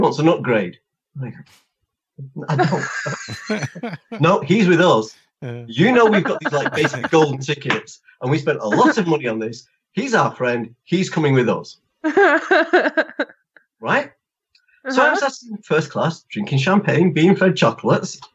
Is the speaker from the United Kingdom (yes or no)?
yes; England, United Kingdom; I'm English